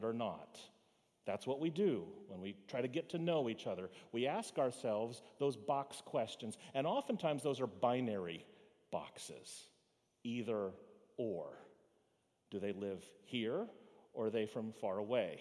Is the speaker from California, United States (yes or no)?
no; Fort Lauderdale, Florida, United States; Where were you born? To which I say, Fort Lauderdale